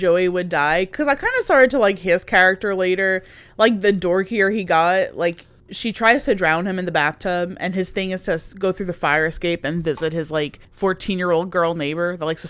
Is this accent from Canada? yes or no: no; United Kingdom; I'm British.